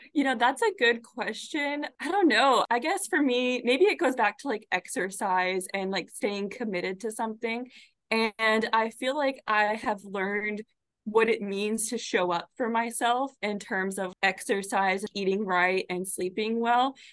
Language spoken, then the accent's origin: English; Arizona, United States; moved away as an adult; also born or lived in Florida; now in Michigan, United States; I grew up in Arizona